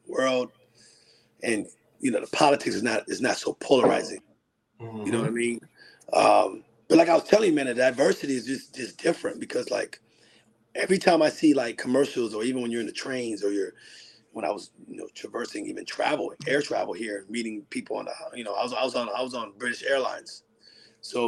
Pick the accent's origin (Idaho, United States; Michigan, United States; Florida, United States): Florida, United States; Miami; We grew up in Miami together